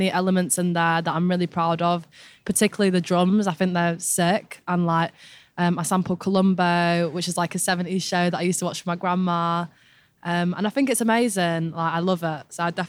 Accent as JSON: {"language": "English", "region": "England", "country": "United Kingdom", "accent": "northern", "said": "I'm definitely a northerner. It's still in me. My accent's going a little bit, but I'm holding on to it."}